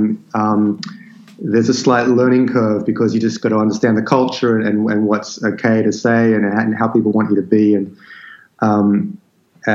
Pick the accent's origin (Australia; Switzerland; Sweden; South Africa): Australia; Sydney, New South Wales; also born or lived in London, United Kingdom; the place that I grew up, which is this remote land just on the outskirts of Sydney